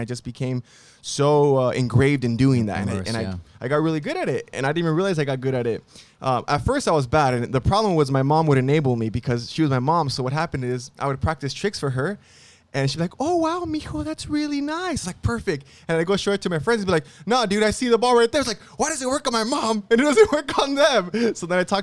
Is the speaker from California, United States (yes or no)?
yes; Downey, California, United States; also born or lived in Monterey Park / Hollywood; I grew up in Downey. Well, it's like we moved a lot, Latino family.